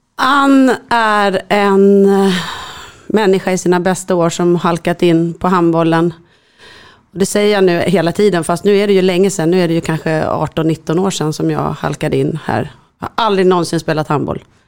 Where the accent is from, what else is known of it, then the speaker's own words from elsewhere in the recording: Stockholm, Stockholm County, Sweden; Jag är uppvuxen i Enskede.